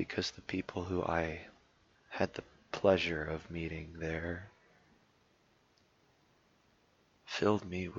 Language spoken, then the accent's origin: English; United States; I'm an American.